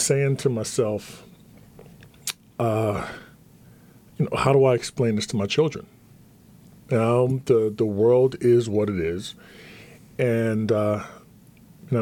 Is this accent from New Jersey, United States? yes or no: yes; Atlantic City, New Jersey, United States; growing up in Atlantic City was a melting pot of all different cultures.